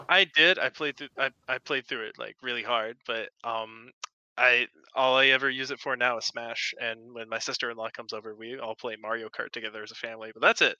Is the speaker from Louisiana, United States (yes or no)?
yes; Louisiana, United States; I am actually from Louisiana